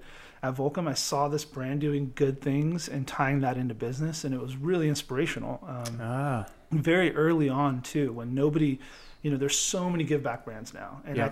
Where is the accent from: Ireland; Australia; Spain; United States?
United States; Southern California; I grew up in Southern California.